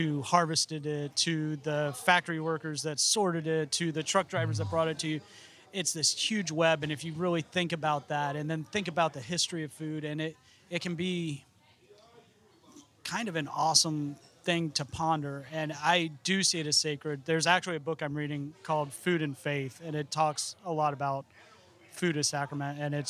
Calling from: Florida, United States; I mean, I'm speaking from Central Florida, so

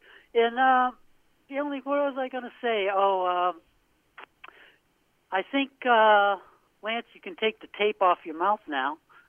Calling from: Portland, Maine, United States; from Portland, Maine.

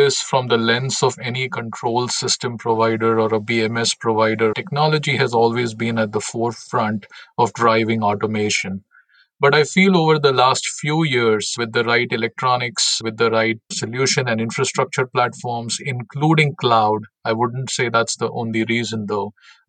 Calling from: Milwaukee, Wisconsin, United States; So I'm based in Milwaukee, Wisconsin.

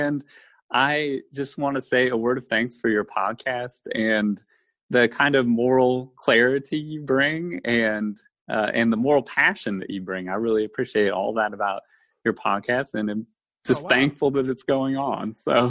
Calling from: Goldsboro, North Carolina, United States; I am calling in from Goldsboro, North Carolina. It's in eastern North Carolina. It's about an hour west of the coast, the eastern coast of the United States. And it's about 45 minutes east of Raleigh

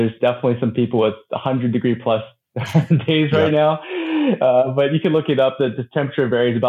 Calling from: Honolulu, Hawaii, United States; I'm joining from Honolulu, Hawaii.

